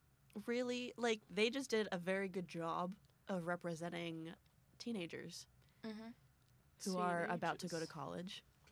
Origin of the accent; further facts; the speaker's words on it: Texas, United States; moved away; Going back to my home state. I've made many a trip to Texas. Oh, no, the homeland is Vietnam.